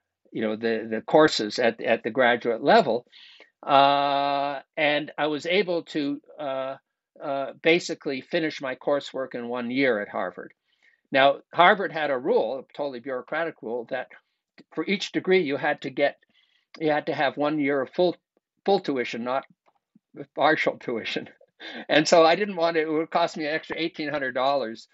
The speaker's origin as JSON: {"language": "English", "country": "Canada", "tie": "born or raised there", "moved": "yes", "said": "I grew up in Canada"}